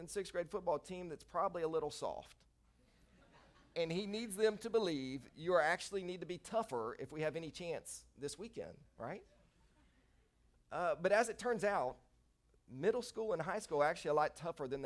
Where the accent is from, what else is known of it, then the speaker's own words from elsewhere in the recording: Nashville, Tennessee, United States; I'm from Nashville, went to Christ the King Catholic School up in Nashville.